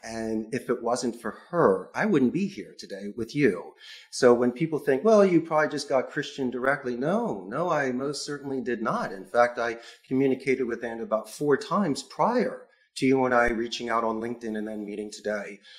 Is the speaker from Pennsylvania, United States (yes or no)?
yes; Philadelphia, Pennsylvania, United States; moved away as an adult; now in Costa Rica; I am from Philadelphia, and Spanish is my second language.